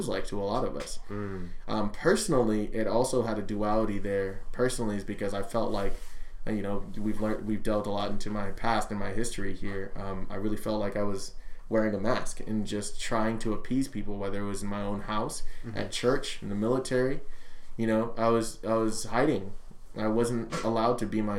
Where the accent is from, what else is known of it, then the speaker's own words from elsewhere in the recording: Anaheim, California, United States; I'm from Anaheim